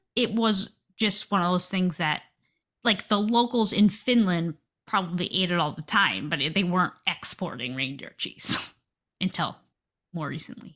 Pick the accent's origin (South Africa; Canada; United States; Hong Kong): United States; I'm American